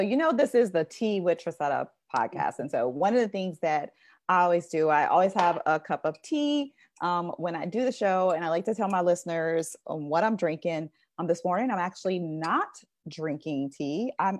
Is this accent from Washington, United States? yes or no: no; Texas, United States; I know that you are from my home state. I believe everything is better in Texas.